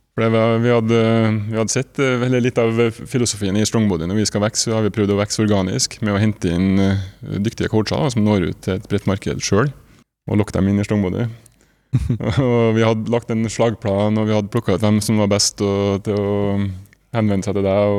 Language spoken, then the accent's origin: Norwegian; Nordmøre, Møre og Romsdal, Norway; now in Trondheim, Norway; jeg er opprinnelig fra Nordmøre, bor i Trondheim